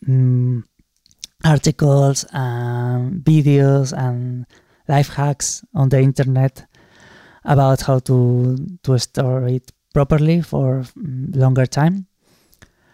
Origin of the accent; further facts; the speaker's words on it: Málaga, Andalusia, Spain; Málaga, my hometown